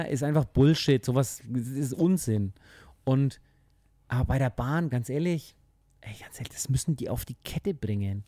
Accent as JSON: {"language": "German", "country": "Germany", "said": "bei uns in Deutschland"}